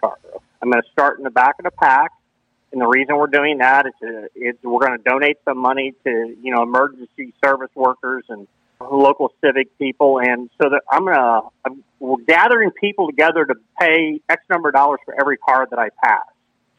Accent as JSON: {"language": "English", "town": "St. Louis", "region": "Missouri", "country": "United States", "tie": "born or raised there", "said": "We grew up in St. Louis, Missouri. We all went to Fox High School out in Arnold, Missouri"}